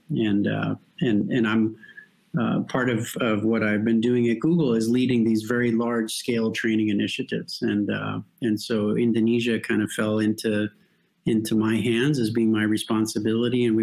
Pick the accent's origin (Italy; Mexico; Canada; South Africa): Mexico; now in Europe; I was born to American parents, but I was raised in Mexico.